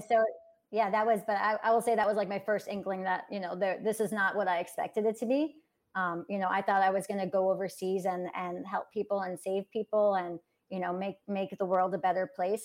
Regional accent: New York City, New York, United States; I'm from born and raised in New York City

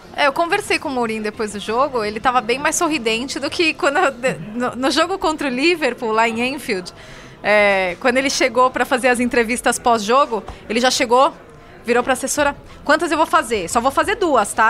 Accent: São Paulo, Brazil; Aí eu, de São Paulo

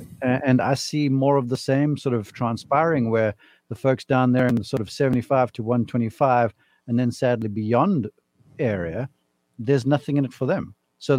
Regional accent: South Africa; Growing up in South Africa, it's rugby and cricket.

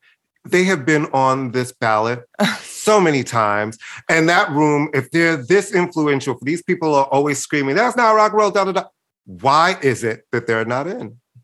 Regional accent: New York, United States; But I listened to both because growing up in New York... The New York country station was AM, radio.

